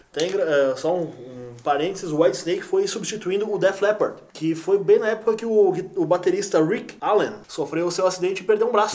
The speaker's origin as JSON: {"language": "Portuguese", "country": "Brazil"}